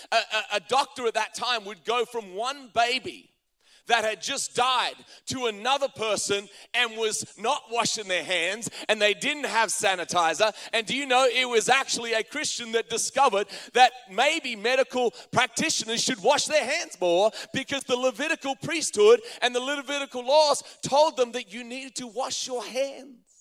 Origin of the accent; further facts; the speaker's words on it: Australia; now in United States; as an Australian coming to America